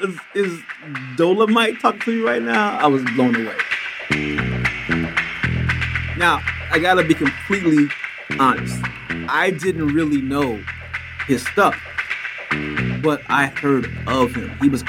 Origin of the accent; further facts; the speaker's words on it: Germany; growing up in Germany, I was just sort of removed from a lot of things unless they were mainstream.